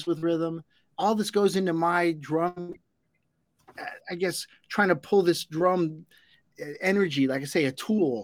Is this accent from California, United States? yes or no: yes; Los Angeles, California, United States; growing up in Los Angeles